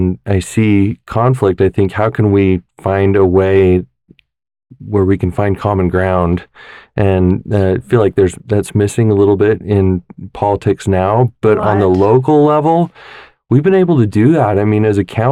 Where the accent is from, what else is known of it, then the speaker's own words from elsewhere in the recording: Kaysville, Utah, United States; we're from Kaysville. Originally, my parents went to Davis High.